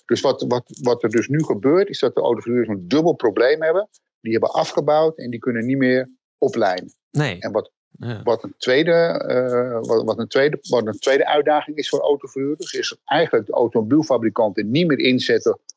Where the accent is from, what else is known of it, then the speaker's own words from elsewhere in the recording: Netherlands; wat voor ons heel erg actueel is als Nederlanders